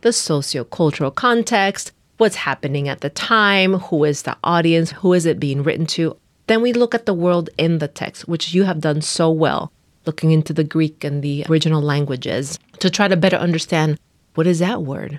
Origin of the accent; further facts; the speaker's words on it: Nicaragua; moved away as an adult; now in United States; I am from Nicaragua. I, uh, was raised there up until I came, uh, to the U S to go to college